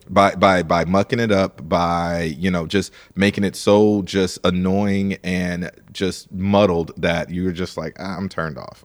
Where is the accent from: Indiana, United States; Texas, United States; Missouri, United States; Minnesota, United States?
Missouri, United States; St. Louis; I'm from Saint Louis, Missouri